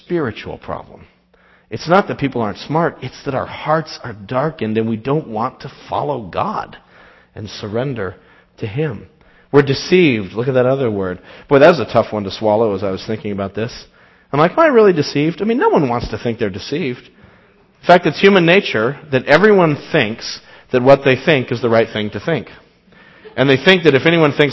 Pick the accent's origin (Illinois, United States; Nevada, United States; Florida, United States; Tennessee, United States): Nevada, United States; Las Vegas; moved away; I grew up in Las Vegas, Nevada